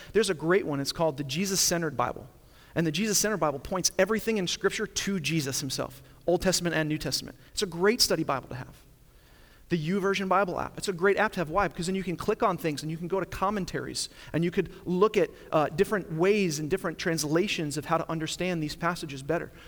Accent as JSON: {"language": "English", "area": "Long Island", "region": "New York", "country": "United States", "tie": "born or raised there", "moved": "yes", "said": "I grew up in Long Island, New York"}